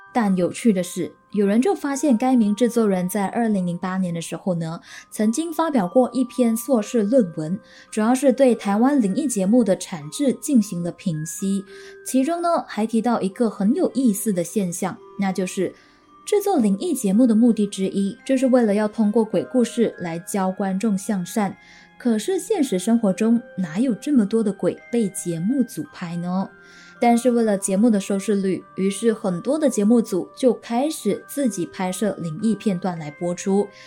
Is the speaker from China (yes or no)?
no; Malaysia; 我们大马这边呢，好像都统称为妖怪，妖精，又或者是山妖